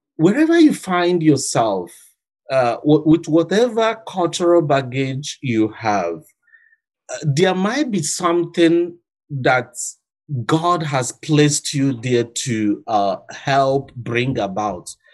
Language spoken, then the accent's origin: English; Nigeria; moved away; also born or lived in Attawapiskat; I'm from Africa. I'm from Nigeria